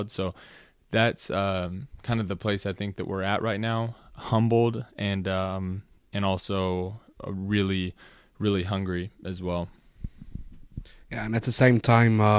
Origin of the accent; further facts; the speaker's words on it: Los Angeles, California, United States; born there; also born or lived in Washington D.C. / Virginia; I was born in Los Angeles, California, uh, to a mother and father, obviously.